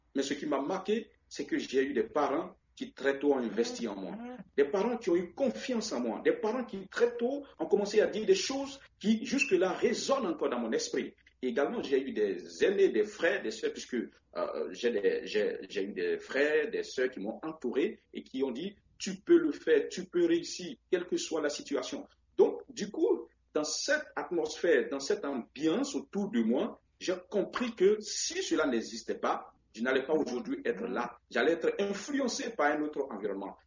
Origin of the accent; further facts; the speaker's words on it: Vallée du Bandama, Côte d’Ivoire; je suis originaire de la Côte d'Ivoire, natif de Bourbeau et une petite coquette ville située à quelques kilomètres de Boaké, dans le centre de la Côte d'Ivoire